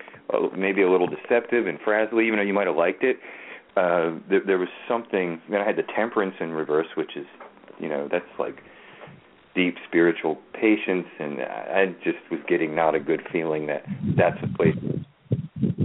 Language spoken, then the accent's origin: English; Baltimore, Maryland, United States; now in New Orleans, United States; I'm from Baltimore, and they say that in Baltimore